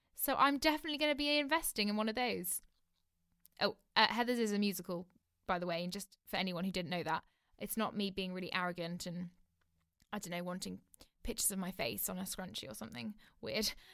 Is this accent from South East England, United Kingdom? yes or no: yes; Oxford, South East England, United Kingdom; I'm currently living in my hometown in Oxford.